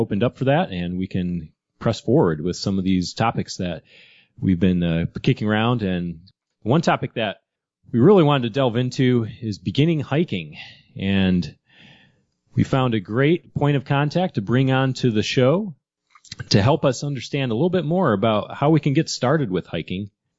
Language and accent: English; Michigan, United States; I grew up in Michigan